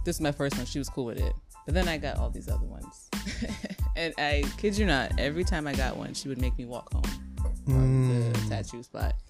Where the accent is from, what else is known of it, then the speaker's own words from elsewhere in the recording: Montclair, United States; I grew up in Montclair, the suburban area